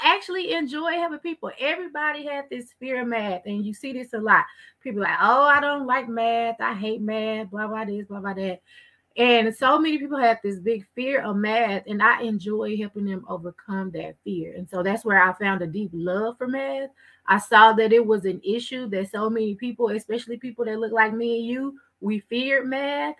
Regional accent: Waco, Texas, United States; I grew up in Waco

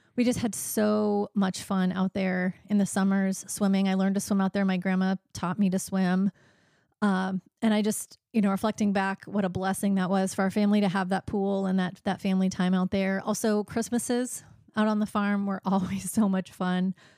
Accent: Monticello, Iowa, United States; moved away as an adult; I grew up in Monticello, Iowa, which is a small town in east central Iowa, and, uh, lived there until I was about twenty years old.

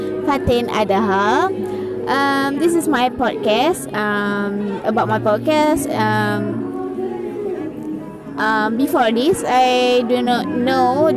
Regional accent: Kedah, Malaysia; I'm from Kedah, and I have 6 siblings

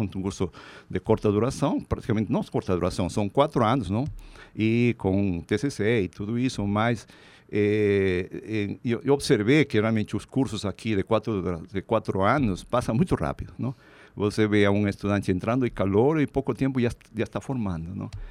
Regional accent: Peru; Portuguese is a second language; moved away as an adult; also born or lived in Lima, Peru / Viçosa, Minas Gerais, Brazil; now in São Paulo, Brazil; na minha cidade natal, lá no Peru

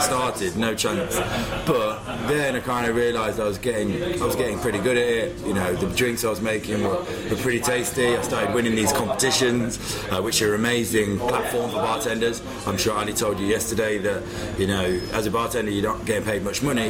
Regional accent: Leicester, East Midlands, United Kingdom; moved away as an adult; also born or lived in Manchester; now in London, United Kingdom; I'm from Leicester. So I'm from the Midlands.

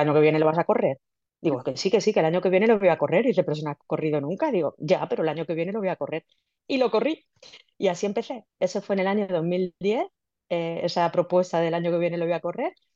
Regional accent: Villena, Valencian Community, Spain; yo soy de Villena, una ciudad en Alicante

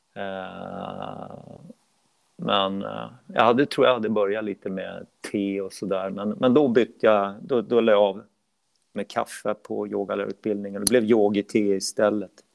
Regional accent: Uppsala, Uppsala County, Sweden; sen började jag starta egna klasser i Uppsala mm. där jag är född och uppvuxen

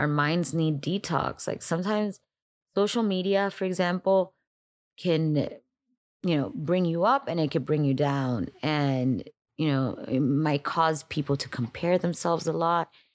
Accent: Miami, Florida, United States; also born or lived in Dominican Republic; I was born in Dominican Republic, raised in Miami

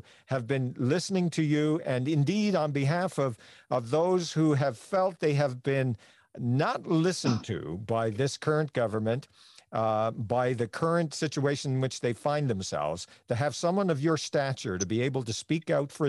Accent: Newfoundland and Labrador, Canada; one of my heroes growing up in Newfoundland

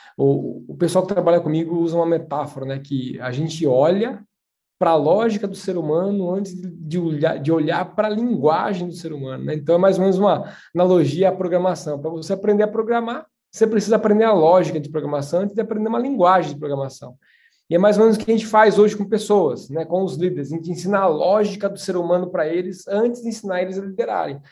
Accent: São Miguel Arcanjo, São Paulo, Brazil; moved away; Eu sou de São Miguel Arcanjo, interior de São Paulo

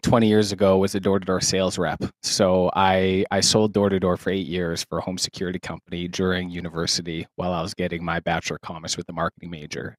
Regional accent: Saskatoon, Saskatchewan, Canada; I'm from Saskatoon, Saskatchewan, Canada

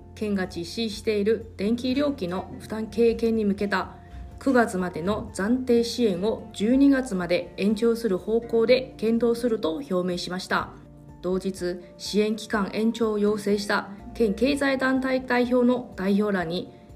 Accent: Taiwan; Japanese is a second language; moved away as an adult; now in Okinawa, Japan; 私の、えー、地元の台湾

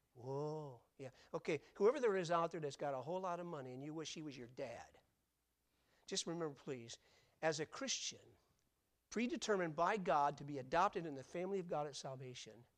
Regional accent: Grand Rapids, Michigan, United States; I was born in Blodgett Hospital in Grand Rapids, Michigan.

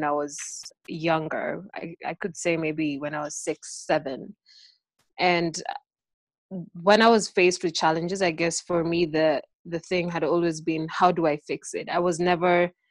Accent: Kenya; in Kenya, I come from the Kisi community

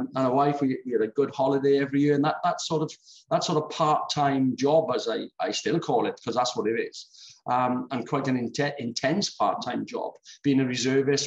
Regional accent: Swansea, Wales, United Kingdom; also born or lived in Port Talbot; Then we came back to Swansea. And that's where I sort of did my growing up from 11 to now

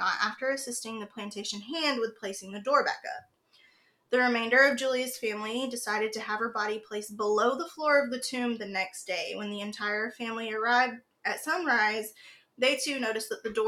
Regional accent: Fayetteville, North Carolina, United States; We're originally from Fayetteville, North Carolina

